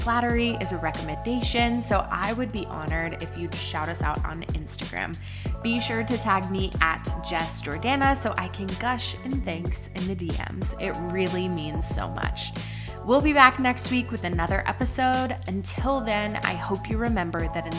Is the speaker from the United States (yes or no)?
yes; Las Cruces, New Mexico, United States; I'm from Las Cruces, New Mexico